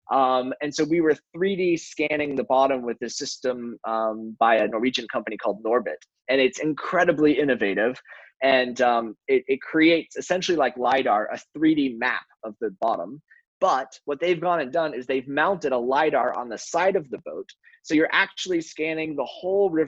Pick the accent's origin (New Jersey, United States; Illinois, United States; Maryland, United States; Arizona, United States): Illinois, United States; Chicago; I'm from Chicago